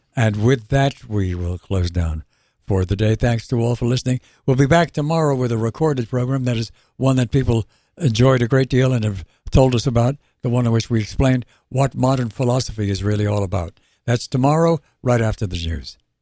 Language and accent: English; New York, United States; accent: New York; my native New York accent